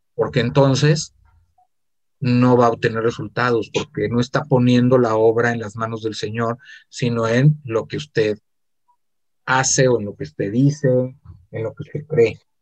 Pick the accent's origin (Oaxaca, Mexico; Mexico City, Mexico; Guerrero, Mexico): Mexico City, Mexico; now in Guadalajara, Mexico; Yo soy del Distrito Federal, nací en el Distrito Federal, viví mucho tiempo en el Estado